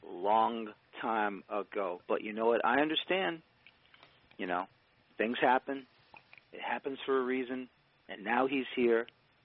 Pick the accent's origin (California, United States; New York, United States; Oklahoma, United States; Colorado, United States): New York, United States; New York City; now in New Jersey, United States; I'm originally from the Boogie Down on the Grand Concourse, 202nd Street.